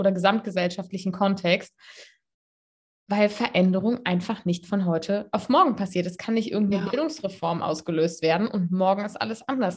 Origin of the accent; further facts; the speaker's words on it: Cologne, North Rhine-Westphalia, Germany; moved away as an adult; Ich bin aus Köln weggegangen, habe studiert